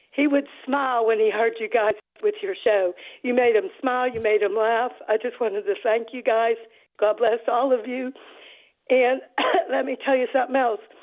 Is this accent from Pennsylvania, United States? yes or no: yes; Pittsburgh, Pennsylvania, United States; moved away as an adult; now in Upper East Tennessee, United States; I am from Pittsburgh. I grew up in the Pittsburgh area